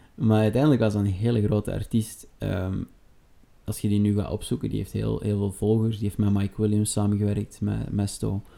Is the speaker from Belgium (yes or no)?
yes; Sint-Niklaas, Flanders, Belgium; moved away as an adult; now in Antwerp, Belgium; geboren te Sint-Niklaas en momenteel woonachtig in Antwerpen.